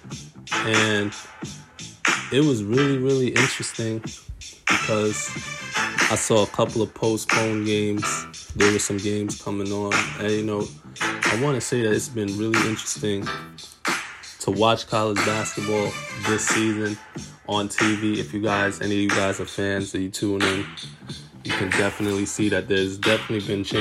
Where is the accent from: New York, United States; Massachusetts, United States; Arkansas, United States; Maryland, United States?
New York, United States; New York City; I'm from Brooklyn, New York.